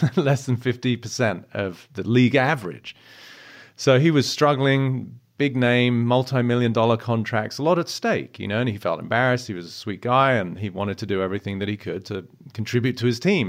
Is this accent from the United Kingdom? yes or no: yes; United Kingdom; I'm British